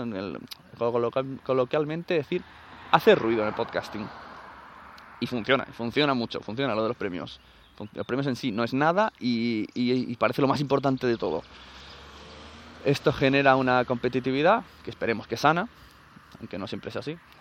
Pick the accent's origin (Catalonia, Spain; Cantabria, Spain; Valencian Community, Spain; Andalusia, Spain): Catalonia, Spain; en mi pueblo tres asociaciones de sevillanas, que no creo que las haya, porque es Cataluña como mucho habrá